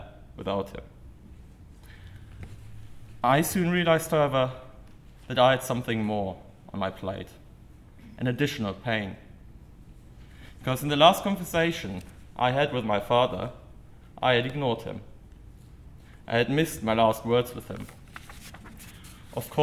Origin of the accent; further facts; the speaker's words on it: Germany; moved away as an adult; now in United States; as a German